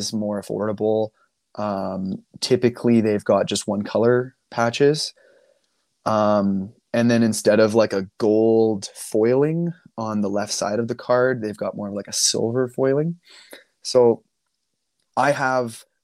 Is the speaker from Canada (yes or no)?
yes; Canada; I'm Canadian